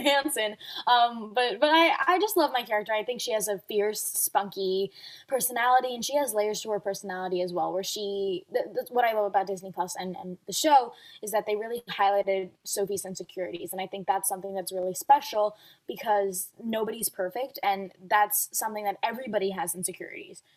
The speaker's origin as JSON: {"language": "English", "region": "Dubai", "country": "United Arab Emirates", "tie": "born or raised there", "moved": "yes", "said": "I've been a figure skater ever since I was um, growing up in Dubai"}